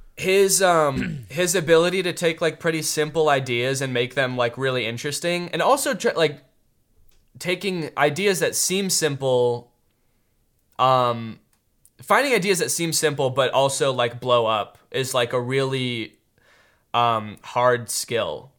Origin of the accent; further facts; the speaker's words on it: United States; I'm American through and through